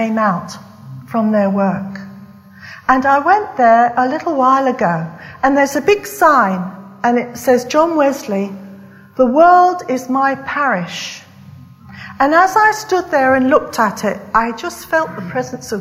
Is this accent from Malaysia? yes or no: no; West Country, South West England, United Kingdom; moved away; I come from the West Country. And the West Country, for students, it's right down south in England.